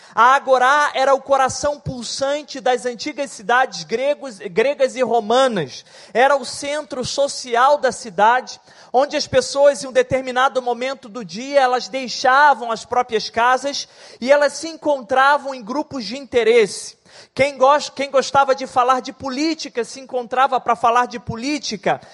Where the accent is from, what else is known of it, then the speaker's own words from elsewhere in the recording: Barra do Piraí, Rio de Janeiro, Brazil; eu venho de Barra do Piraí, o interior aqui do estado. Sou órfão de pai. Cresci numa família extremamente difícil e complicada